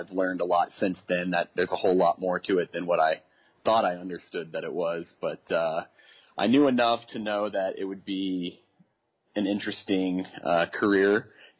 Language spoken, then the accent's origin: English; Kansas City, United States; moved away as an adult; also born or lived in Des Moines, Iowa; now in Colorado, United States; I grew up in Kansas City